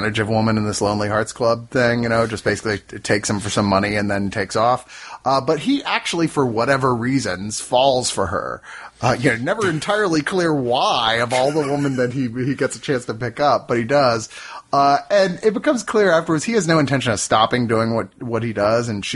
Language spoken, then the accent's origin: English; Virginia, United States; I grew up in Virginia